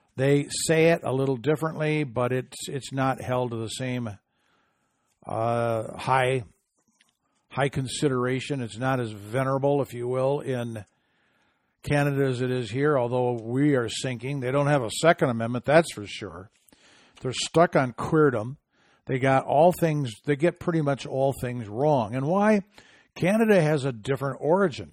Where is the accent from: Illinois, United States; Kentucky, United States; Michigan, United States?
Michigan, United States; my home state of Michigan